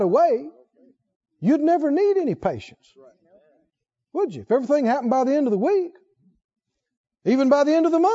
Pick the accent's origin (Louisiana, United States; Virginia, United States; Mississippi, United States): Mississippi, United States; I come from Mississippi